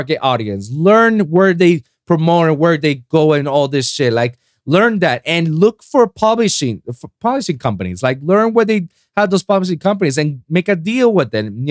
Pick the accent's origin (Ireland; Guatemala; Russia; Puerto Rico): Puerto Rico; English is a second language; moved away as an adult; now in South Florida, United States; I just moved down from my hometown, Puerto Rico